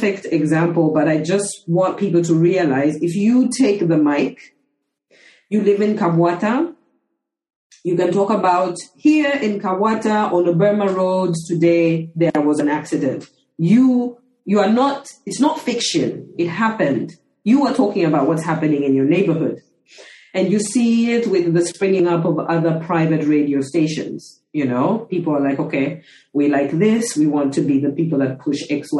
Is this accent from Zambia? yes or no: yes; Zambia; growing up in Zambia